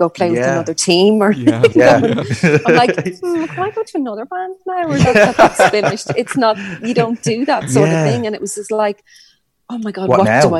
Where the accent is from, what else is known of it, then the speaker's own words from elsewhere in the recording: Ireland; we're Irish